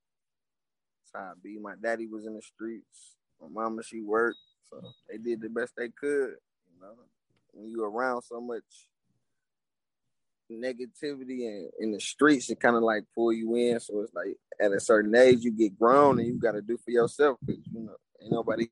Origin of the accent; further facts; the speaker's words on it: Milwaukee, Wisconsin, United States; moved away as an adult; now in Louisville, United States; I'm from Milwaukee, Wisconsin